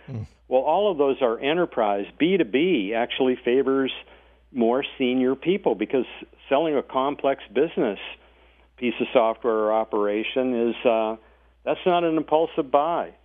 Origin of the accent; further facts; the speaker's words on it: North Dakota, United States; moved away as an adult; also born or lived in Silicon Valley, California; I was born and raised in North Dakota